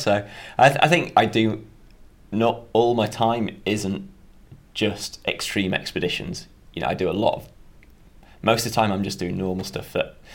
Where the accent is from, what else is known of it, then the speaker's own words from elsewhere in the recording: Darley, Yorkshire and the Humber, United Kingdom; So I'm from Yorkshire, which is in North England, just a really small village called Darley. Nearest town's a place called Harrogate